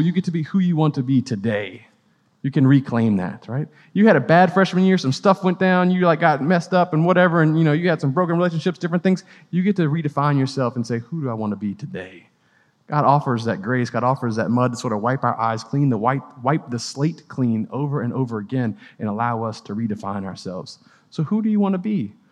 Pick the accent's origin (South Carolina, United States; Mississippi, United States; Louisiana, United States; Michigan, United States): Louisiana, United States; New Orleans; now in Clemson, United States; I'm originally from New Orleans